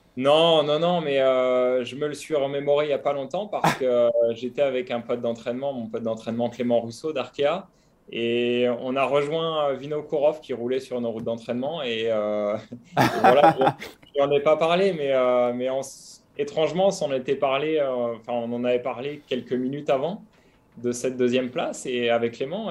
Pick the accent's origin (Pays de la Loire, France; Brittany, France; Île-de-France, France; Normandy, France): Normandy, France; Saint-Hilaire-du-Harcouët; also born or lived in Côte d'Azur, near Nice; now in Nice area, France; je suis, tout simplement né et mes racines sont en Normandie